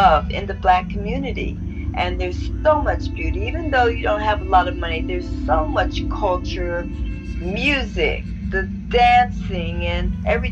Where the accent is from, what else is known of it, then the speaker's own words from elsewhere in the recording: Columbus, Ohio, United States; moved away; also born or lived in New York; I'm a girl from Columbus, Ohio, that always had dreams, that read a lot, and came to New York and explored